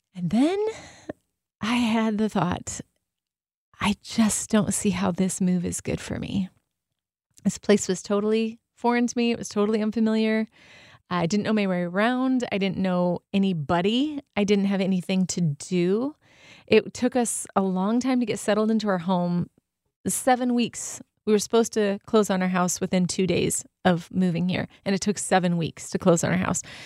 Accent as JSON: {"language": "English", "region": "Southern California", "country": "United States", "also_born_or_lived": "Arizona", "moved": "yes", "lives_now": "Michigan, United States", "said": "I'm from SoCal"}